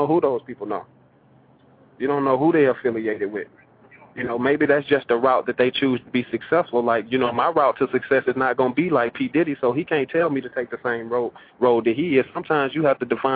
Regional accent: the South, United States; now in Los Angeles, United States; I come from the South where nothing was given to you

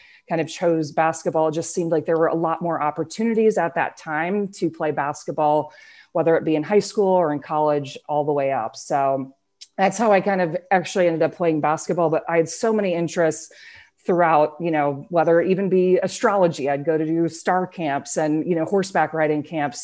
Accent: Iowa, United States; I grew up in Iowa

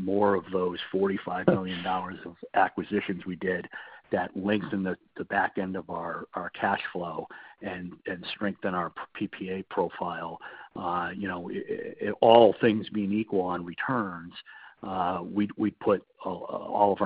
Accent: United States; as an American

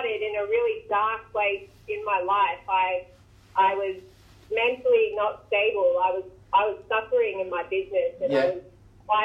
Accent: Queensland, Australia; now in Ocean Grove, Australia; I'm from Queensland

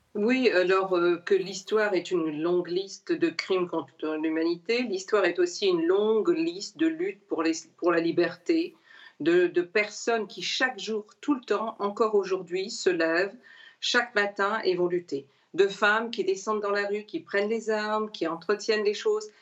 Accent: Réunion; Moi, je suis réunionnaise

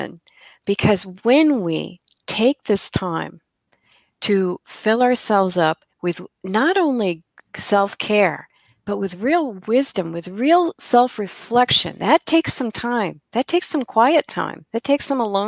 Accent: Midwest, United States; I'm from the Midwest. We still say girls.

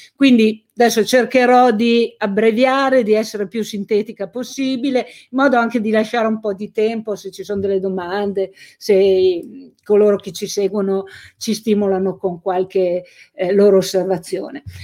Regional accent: Carbonara Scrivia, Piedmont, Italy; Carbonara, che era il mio paese, negli anni Ottanta

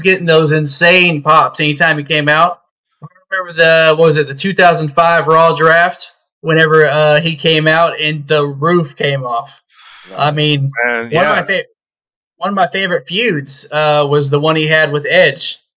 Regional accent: Texas, United States; I'm from Texas

